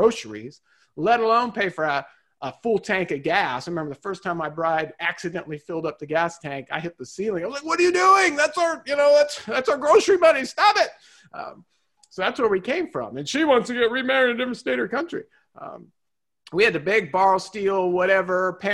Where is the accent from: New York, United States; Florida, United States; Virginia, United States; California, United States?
California, United States; Southern; my life growing up in Southern California